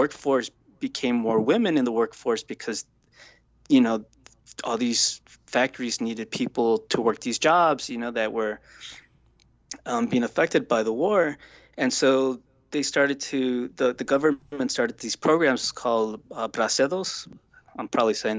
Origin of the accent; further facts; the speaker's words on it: Chicago, Illinois, United States; moved away as an adult; now in Los Angeles, United States; we grew up in Little Village, which is in the southwest side in the city, you know, in Chicago